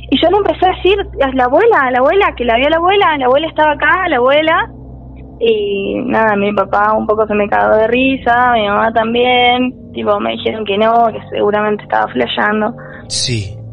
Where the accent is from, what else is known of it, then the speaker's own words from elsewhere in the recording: Bariloche, Río Negro, Argentina; now in Córdoba, Argentina; yo soy de Bariloche ah. y terminé estudiando acá.